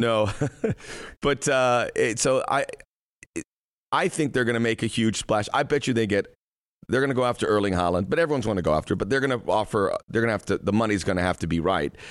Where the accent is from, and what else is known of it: United States